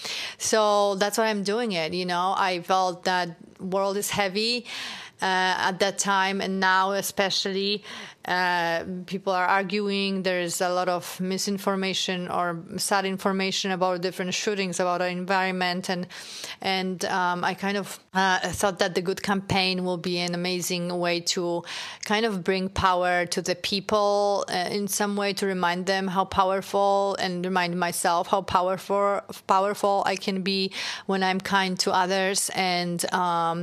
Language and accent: English; Poland; moved away; I grew up in Poland